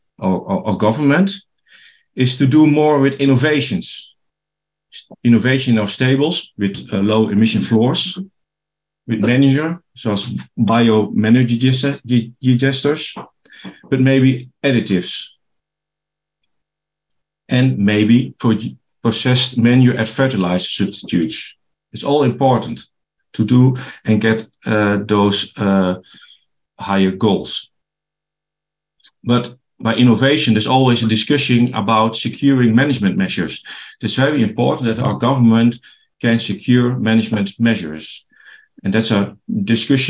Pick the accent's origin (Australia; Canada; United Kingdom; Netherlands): Netherlands; English is a second language